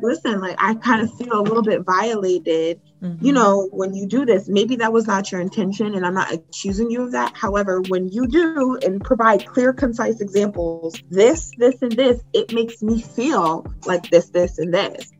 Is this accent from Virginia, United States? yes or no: no; Newburgh, New York, United States; I'm from Newburgh, Newburgh, okay. Hey. Um, local to Poughkeepsie, which is a 30 minutes outside or 30 minutes north of. And I'm from a very small town